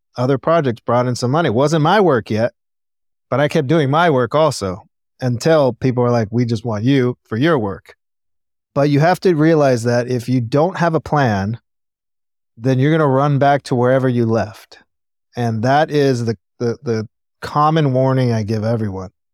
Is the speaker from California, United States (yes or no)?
yes; Los Angeles, California, United States; I grew up in Panorama City in the Valley. And I was born in Cedar Sinai, so I'm born and raised native Angelino.